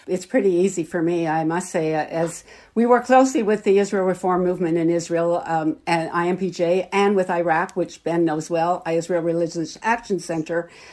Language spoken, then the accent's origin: English; Canada; also born or lived in Toronto; as Canadian Jews